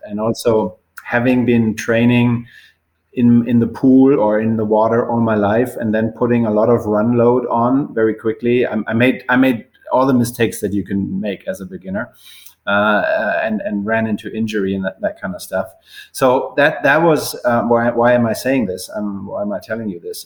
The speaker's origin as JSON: {"language": "English", "region": "Bavaria", "country": "Germany", "tie": "born or raised there", "also_born_or_lived": "Würzburg, Germany", "moved": "yes", "said": "I left left my hometown when I was 18 to finish high school nearby in a, a, little bit of a bigger city called Würzburg, also in Bavaria."}